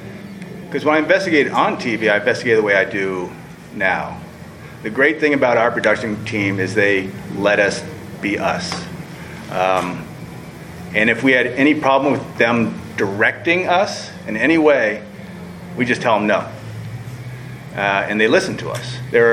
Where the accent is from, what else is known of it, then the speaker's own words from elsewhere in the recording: Washington, District of Columbia, United States; Oh, all over. I'm military family, but I call Washington, D.C. my home.